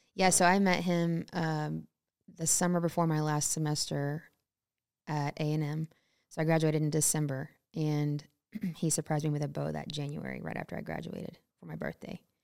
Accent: Temple, Texas, United States; now in Montana, United States; born and raised in Temple, Texas. So Central Texas, a little bit north of Austin

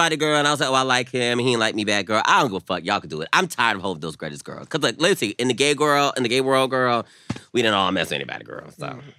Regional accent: the South, United States; I'm from the South.

